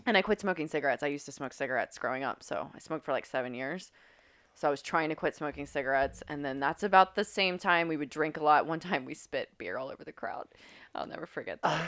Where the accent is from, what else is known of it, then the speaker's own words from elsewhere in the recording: Grafton, West Virginia, United States; moved away; I grew up in Grafton, West Virginia.